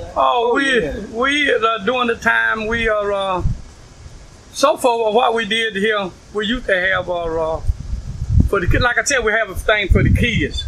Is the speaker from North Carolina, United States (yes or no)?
yes; Woodson, North Carolina, United States; moved away as an adult; now in Brooklyn, United States; I'm from Woodson, North Carolina. I lived on a farm in Woodson, North Carolina